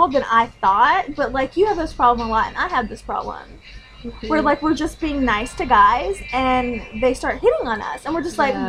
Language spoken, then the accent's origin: English; Tennessee, United States; I grew up in Tennessee, which is like the Bible Belt. Right? And so, like, I didn't know any Catholics growing up in Tennessee.